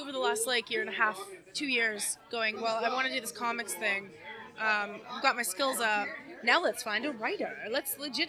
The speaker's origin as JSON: {"language": "English", "town": "Toronto", "region": "Ontario", "country": "Canada", "tie": "born or raised there", "said": "It's at Kingston Road and Warden, basically. And it was around the corner from where I grew up on Hague."}